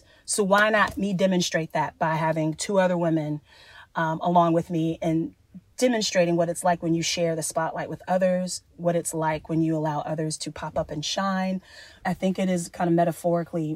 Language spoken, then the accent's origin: English; Columbia, South Carolina, United States; moved away; also born or lived in Georgia; my hometown in Columbia, South Carolina.